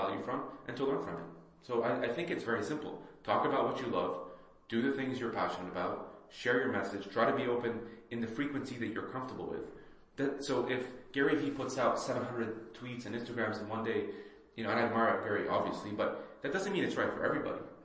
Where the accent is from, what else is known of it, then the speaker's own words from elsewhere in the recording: Saudi Arabia; moved away; also born or lived in Lebanon / Bahrain; I also immigrated from Lebanon, right? I grew up in Saudi and I lived in Bahrain